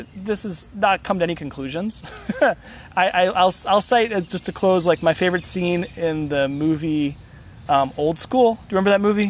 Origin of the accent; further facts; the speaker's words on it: Central Ohio, United States; I grew up in Central Ohio, where like you get outside of Columbus and it's like nothing but corn and soy fields